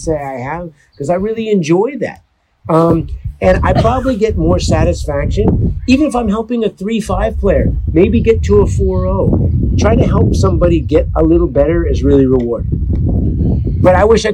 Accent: outside of Berkeley, California, United States; I grew up outside of Berkeley, California

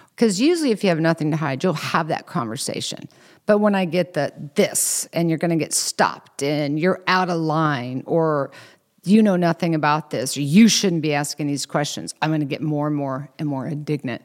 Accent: Kansas, United States; I'm from Kansas, so we have a lot of slang words, cattywampus, slaunchwise

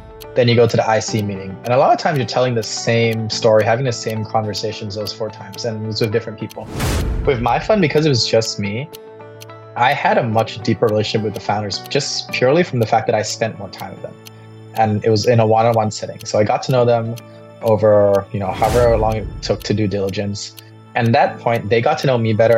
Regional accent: Bangkok, Thailand; I grew up in Bangkok, so born and raised in Thailand.

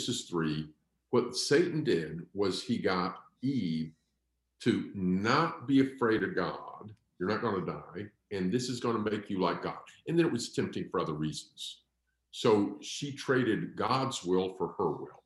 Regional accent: Pennsylvania, United States; We're all from Pennsylvania

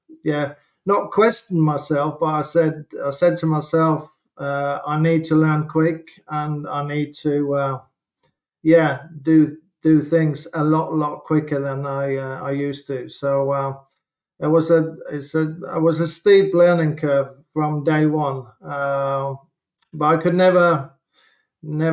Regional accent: Norway; moved away as an adult; also born or lived in Southampton; growing up in Norway and Scandinavia, watching the English football is massive.

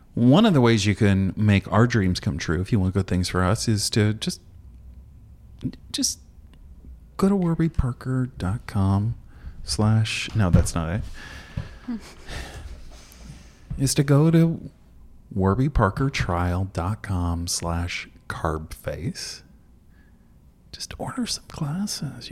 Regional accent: Indiana, United States; I'm from Indiana

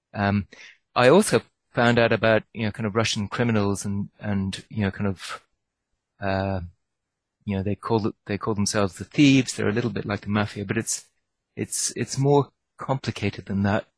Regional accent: Ireland; I grew up in Ireland

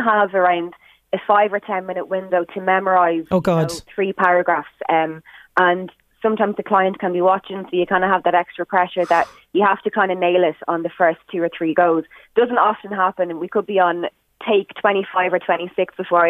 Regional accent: Drogheda, Leinster, Ireland; I love Drogheda, I love my hometown

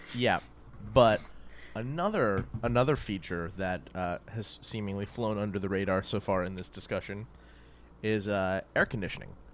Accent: New Orleans, Louisiana, United States; moved away; where I grew up in New Orleans

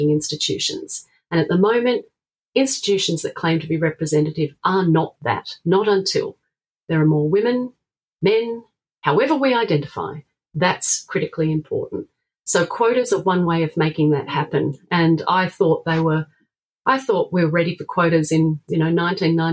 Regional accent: South Australia, Australia; my home state of South Australia

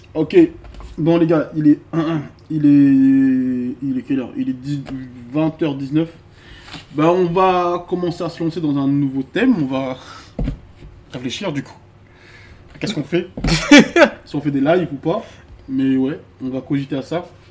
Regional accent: the South, southern France, France; moved away as an adult; now in Paris, France; je viens du Sud

